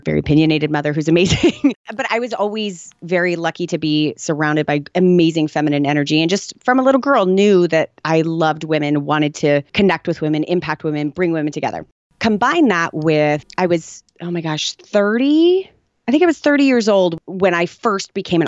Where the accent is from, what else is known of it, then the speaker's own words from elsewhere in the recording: Tucson, Arizona, United States; I was born in Tucson, Arizona